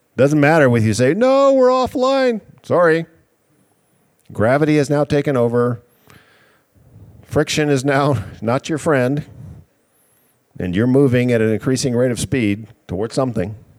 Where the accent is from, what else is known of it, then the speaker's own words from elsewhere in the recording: Canada; moved away; I'm from Canada